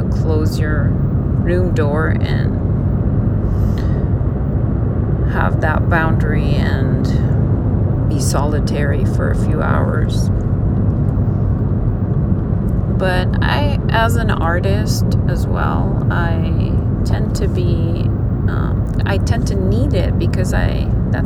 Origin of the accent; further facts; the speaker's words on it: Lebanon; moved away as an adult; I am actually Lebanese. I immigrated from Lebanon in 1995, and I'm 53.